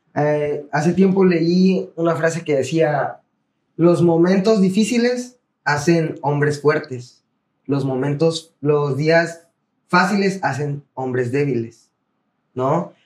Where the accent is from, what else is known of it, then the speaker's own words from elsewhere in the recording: Tierra Blanca, Veracruz, Mexico; also born or lived in Campeche; soy del estado de Veracruz, bueno, aquí de Tierra Blanca, el municipio de Tierra Blanca.